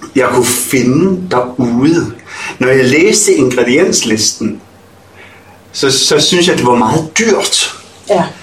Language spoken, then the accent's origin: Danish; Ølstykke, Capital Region of Denmark, Denmark; also born or lived in Nørrebro, Copenhagen; now in Copenhagen, Denmark; Jeg er fra Ølstykke, Ølstykke mm. Stationsby